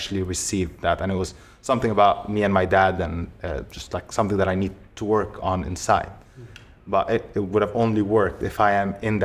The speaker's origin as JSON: {"language": "English", "country": "Egypt", "tie": "born or raised there", "also_born_or_lived": "United States", "moved": "yes", "said": "I grew up in Egypt"}